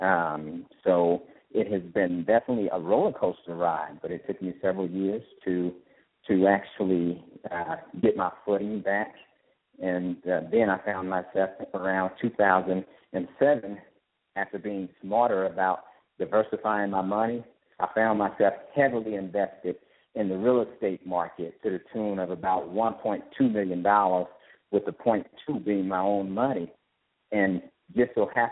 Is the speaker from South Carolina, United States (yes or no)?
no; Mobile, Alabama, United States; also born or lived in Indianapolis, Indiana; now in Atlanta, United States; Mobile, Alabama is where I'm originally from